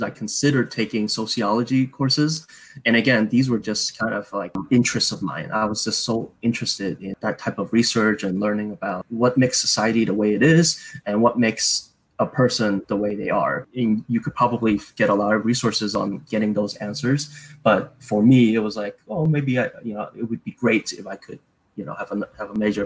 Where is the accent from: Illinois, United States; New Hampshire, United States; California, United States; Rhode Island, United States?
California, United States; San Francisco; I grew up in San Francisco